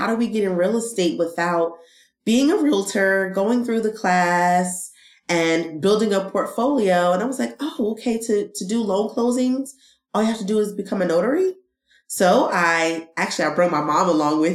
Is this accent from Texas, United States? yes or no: no; East Orange, New Jersey, United States; moved away as an adult; now in North Carolina, United States; I was born and raised in East Orange, New Jersey